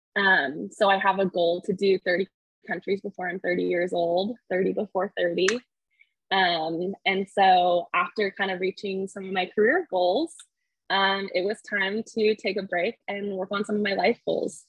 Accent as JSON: {"language": "English", "town": "Clovis", "region": "California", "country": "United States", "tie": "born or raised there", "also_born_or_lived": "San Diego, California", "said": "I grew up in California in the mountains above Fresno in a really small town um, called Clovis"}